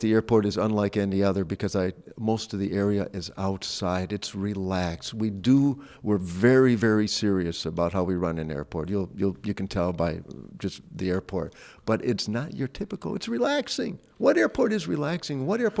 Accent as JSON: {"language": "English", "region": "Midwest", "country": "United States", "tie": "born or raised there", "said": "I'm born and raised in the Midwest."}